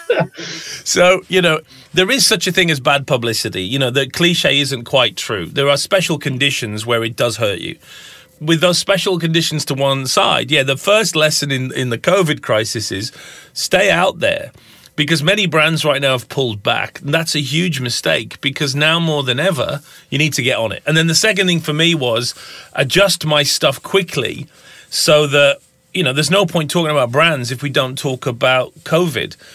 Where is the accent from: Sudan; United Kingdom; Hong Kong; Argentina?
United Kingdom; Lake District, North West England; moved away as an adult; also born or lived in United States / Minnesota; now in Tasmania, Australia; I'm obviously a Pom. Um, I grew up in the Lake District in the far north of, of England